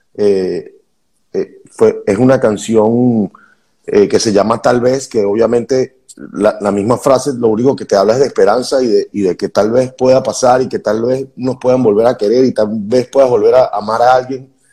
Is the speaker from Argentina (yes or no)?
no; Venezuela; moved away as an adult; como venezolanos